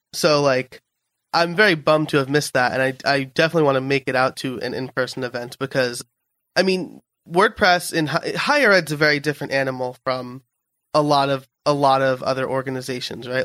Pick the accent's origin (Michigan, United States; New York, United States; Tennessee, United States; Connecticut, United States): New York, United States; I'm a New Yorker